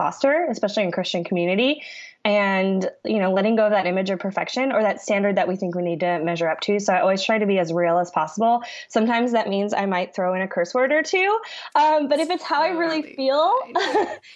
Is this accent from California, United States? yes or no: yes; California, United States; moved away as an adult; also born or lived in Nashville, Tennessee; I'm originally from California and actually just moved back here to the Bay Area, just south of San Francisco, after living in Nashville for 4 years